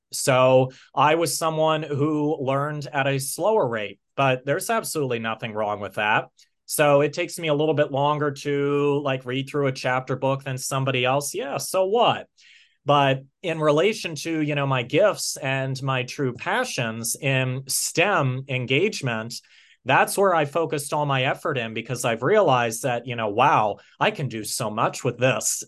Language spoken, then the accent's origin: English; United States; also born or lived in Pennsylvania; I'm from the United States of America, and I'm based in, uh, Pennsylvania.